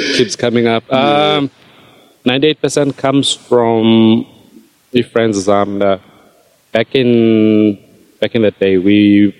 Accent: Queenstown, Eastern Cape, South Africa; also born or lived in Whittlesea; Born and bred in Queenstown.

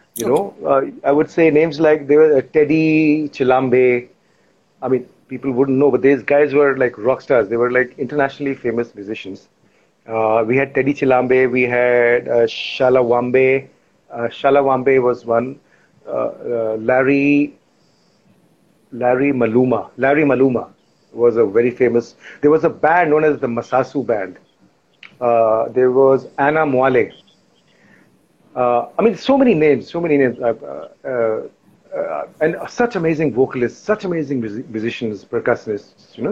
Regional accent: Lusaka, Lusaka Province, Zambia; moved away; also born or lived in Lucknow, India / Mumbai, India; we were in the capital Lusaka. That's where I grew up, did most of my schooling in.

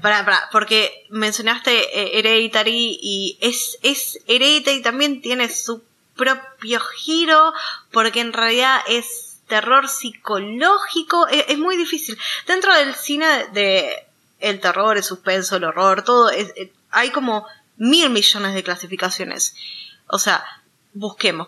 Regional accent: Argentina; nosotros, siendo de Argentina

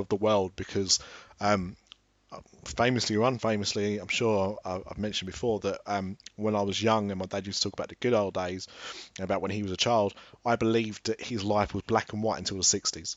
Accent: Ilford, London, United Kingdom; also born or lived in Brighton; I was born in Brighton, but I lived in Ilford and then upwards

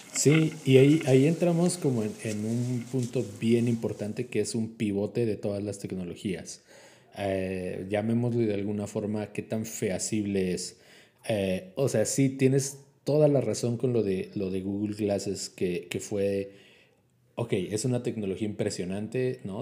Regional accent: Mexico; no hay red 5G en mi país

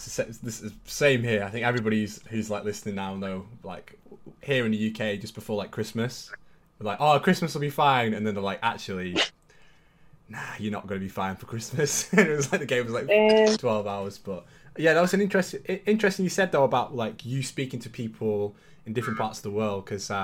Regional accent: Brisbane, Queensland, Australia; also born or lived in England; now in United Kingdom; I'm originally from Brisbane

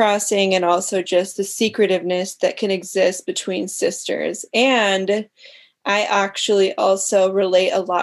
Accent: Bozeman, Montana, United States; I grew up in Bozeman, Montana, just outside Bozeman, Montana.

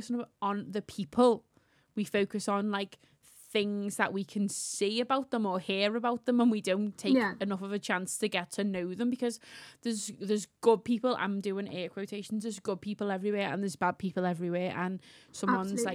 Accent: Liverpool, North West England, United Kingdom; accent: Scouse; I'm not English. I'm Scouse

